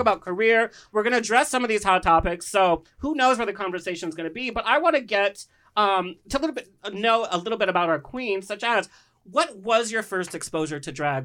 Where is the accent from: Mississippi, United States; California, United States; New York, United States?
California, United States; Orange County; growing up in Orange County